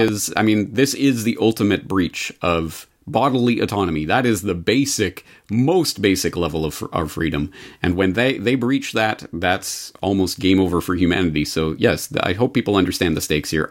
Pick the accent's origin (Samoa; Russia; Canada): Canada; now in Japan; As a Canadian living in Japan